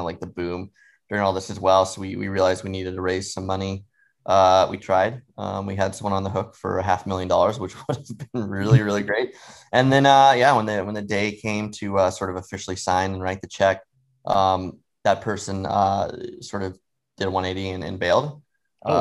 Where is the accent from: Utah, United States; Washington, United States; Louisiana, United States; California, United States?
Washington, United States; Seattle; moved away; also born or lived in New York City, United States; I grew up in Seattle for a while and really liked it